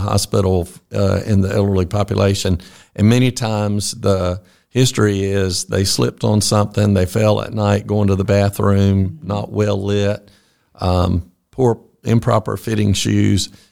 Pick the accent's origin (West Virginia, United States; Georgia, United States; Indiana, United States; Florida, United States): Georgia, United States; Fitzgerald; also born or lived in Atlanta, Georgia; I grew up in Fitzgerald